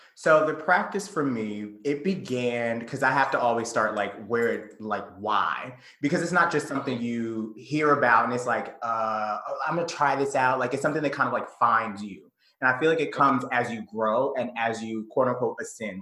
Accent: Conyers, Georgia, United States; I grew up in the South. I'm from, first and foremost, I was raised in Conyers, Georgia.

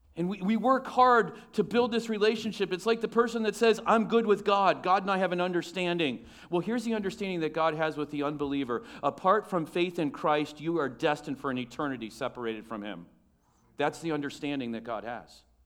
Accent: United States

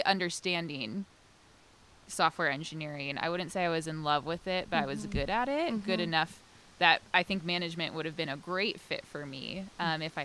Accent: United States; as an American

